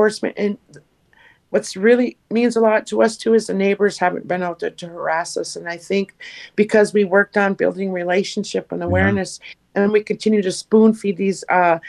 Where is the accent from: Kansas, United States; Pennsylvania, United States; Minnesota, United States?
Minnesota, United States; Leech Lake; from Leech Lake, and I'm the Northern Organizer for Minnesota 350